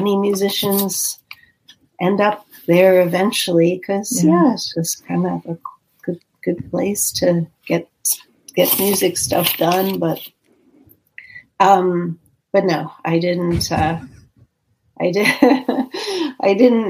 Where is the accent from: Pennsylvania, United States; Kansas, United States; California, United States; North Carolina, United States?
Pennsylvania, United States; Pittsburgh; I grew up in Pittsburgh